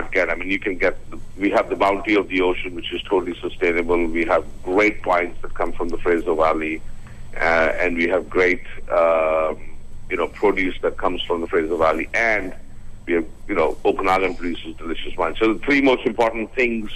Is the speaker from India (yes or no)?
yes; India; moved away as an adult; also born or lived in Austria; I was born and brought up in India. I studied in Austria